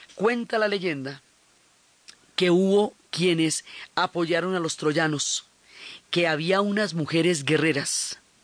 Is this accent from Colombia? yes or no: yes; Colombia; Nosotros que somos pueblos del Dorado, que estamos acostumbrados a los quimbayas, que tenemos un museo del oro